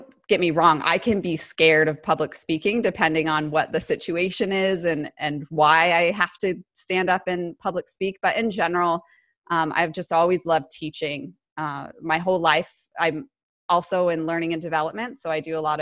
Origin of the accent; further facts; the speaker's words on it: Colorado, United States; accent: American; moved away as an adult; now in Sydney, Australia; I'm from Colorado originally